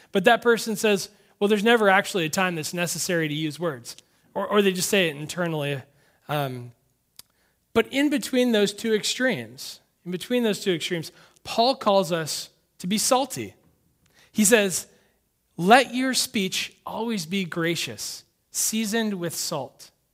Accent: Sonoma County, California, United States; I grew up in Sonoma County

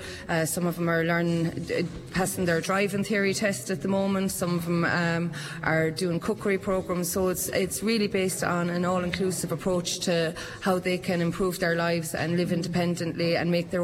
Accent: Aherlow, Munster, Ireland; I'm from Aherlow myself

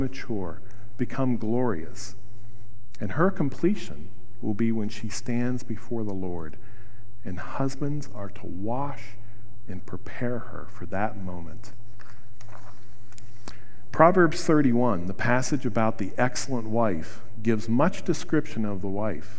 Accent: Wheeling, West Virginia, United States; I grew up in Wheeling, West Virginia

